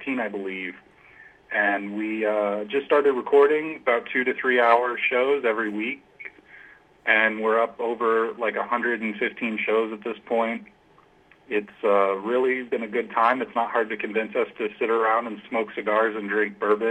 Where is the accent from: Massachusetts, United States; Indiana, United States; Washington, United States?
Indiana, United States; La Porte; moved away as an adult; also born or lived in Winter Park, Florida; I grew up in LaPorte, Indiana, northwest Indiana, right near Lake Michigan.